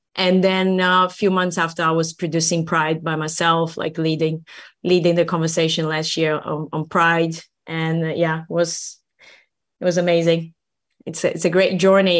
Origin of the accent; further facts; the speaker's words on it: Brazil; now in Helsinki, Finland; I'm, I'm from Brazil originally